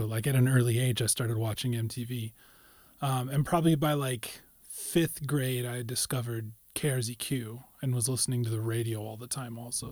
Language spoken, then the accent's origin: English; Carson City, Nevada, United States; born or raised there; also born or lived in Sacramento